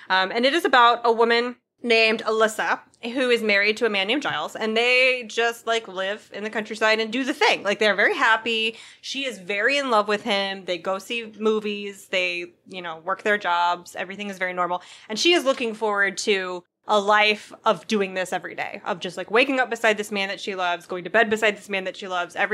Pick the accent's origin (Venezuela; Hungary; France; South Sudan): Venezuela; English is a second language; I'd not mentioned before, but I'm originally from Venezuela, and though my country hasn't gone through a civil war in the strict sense